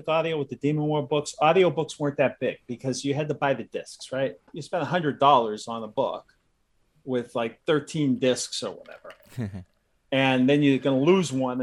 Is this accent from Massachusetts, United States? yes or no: yes; Massachusetts, United States; also born or lived in Southern California; I live in Massachusetts. I grew up in Massachusetts.